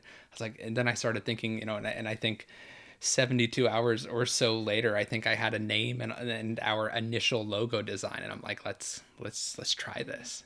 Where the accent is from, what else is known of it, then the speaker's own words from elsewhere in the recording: New York, United States; now in Orlando, United States; I was born and raised in New York